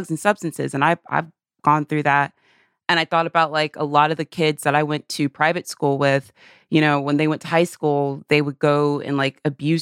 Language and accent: English; the South, United States; growing up in the South